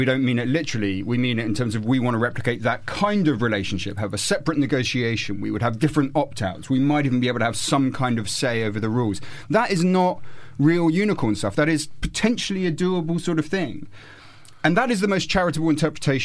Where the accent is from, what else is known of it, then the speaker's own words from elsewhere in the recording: Winchester, South East England, United Kingdom; my hometown in Winchester